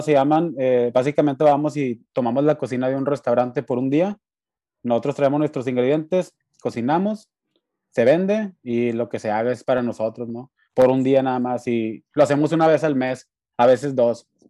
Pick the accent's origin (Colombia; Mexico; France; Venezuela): Mexico; moved away; soy de México